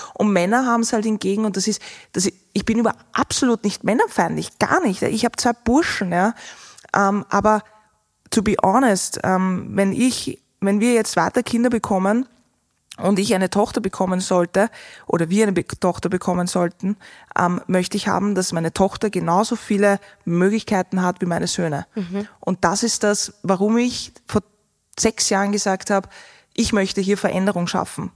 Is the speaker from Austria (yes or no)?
yes; Austria